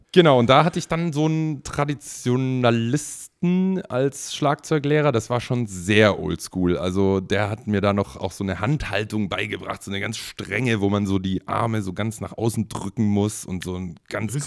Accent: the South, Southern Germany, Germany; moved away; also born or lived in Berlin; ich komme ja eigentlich aus dem Süden

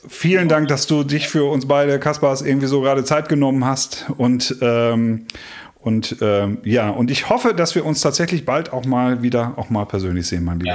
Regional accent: North Rhine-Westphalia, Germany; hier bei uns in Ostwestfalen hier mit Tönnies in Gütersloh eine Riesenschlachterei

